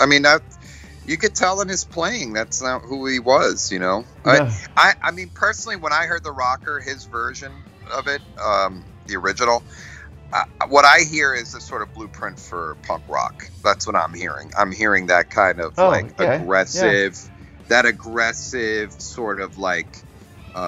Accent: Galicia, Spain; I'm from Galicia, from the southernmost, from Spain, the northwest corner of Spain

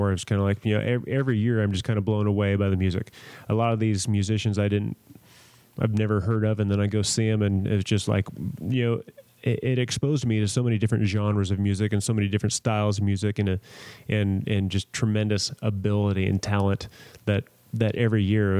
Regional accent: San Diego, California, United States; moved away; growing up in San Diego

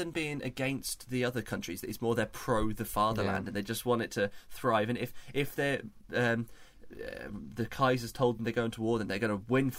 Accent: United Kingdom; the rest of Europe looks down on us for eating beans on toast.

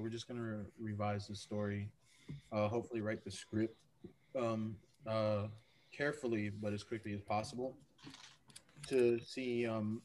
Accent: Nashville, Tennessee, United States; I'm from Nashville, Tennessee

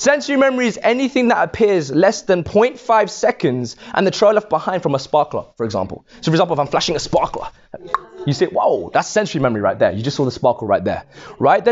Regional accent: London, United Kingdom; moved away as an adult; now in Birmingham, United Kingdom; Originally growing up in London. Yes. Yes. In West London. Yes. Right? So I grew up there for 21 years of my life

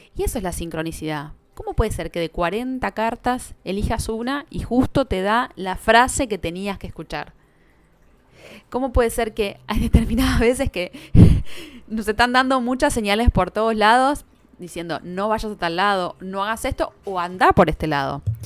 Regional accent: Buenos Aires, Argentina; Nosotros somos de Buenos Aires

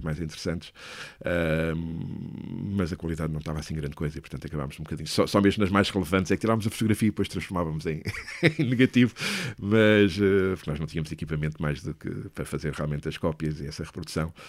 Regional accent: Leiria, Centro, Portugal; moved away as an adult; also born or lived in Lisbon; eu sou de Leiria

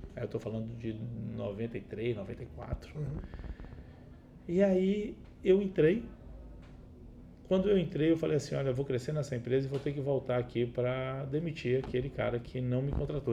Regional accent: Itabuna, Bahia, Brazil; also born or lived in Uberlândia; now in Vitória, Brazil; Eu nasci em Itabuna

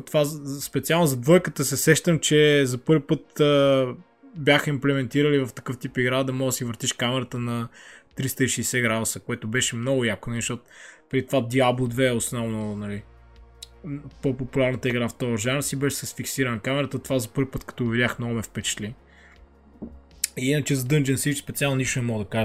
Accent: Lovech, Lovech Province, Bulgaria; в моя роден град Ловеч

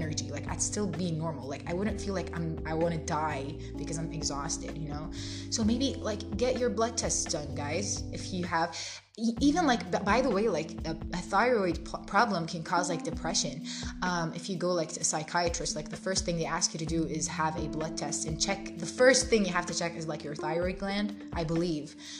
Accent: Jordan; English is a second language; moved away; I'm originally from Jordan

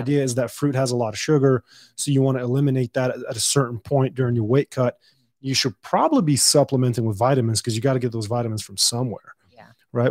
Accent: Dubai, United Arab Emirates; now in El Paso, United States; I was born and raised in Dubai

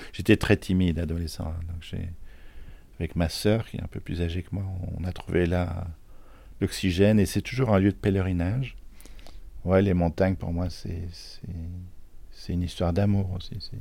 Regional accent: Charleroi, Wallonia, Belgium; now in Thoiry, France; je suis né en Belgique, dans une ville euh, qui n'a pas très bonne réputation, euh, à Charleroi

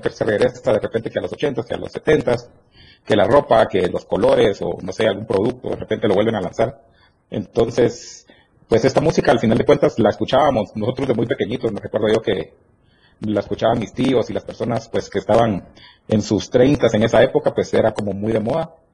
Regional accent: Petén, Guatemala; now in Guatemala City, Guatemala; Somos del norte del país. Somos de Petén, pero ya radicamos todos en la ciudad.

